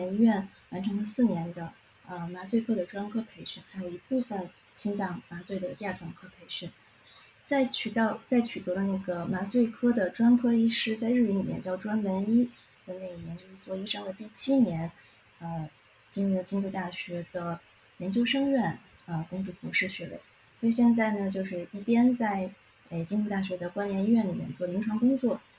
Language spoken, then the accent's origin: Chinese; Beijing, China; moved away as an adult; now in Kyoto, Japan; 老北京人，